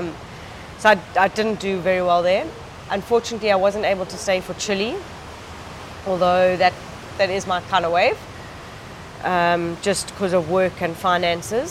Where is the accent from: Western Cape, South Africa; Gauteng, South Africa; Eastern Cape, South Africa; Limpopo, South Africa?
Eastern Cape, South Africa; rode for Eastern Province, my province at that time